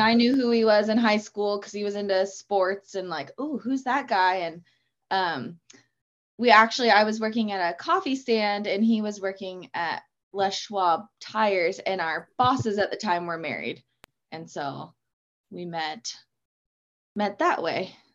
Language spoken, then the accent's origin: English; Auburn, Washington, United States; I've grown up in this area my whole life and still live around here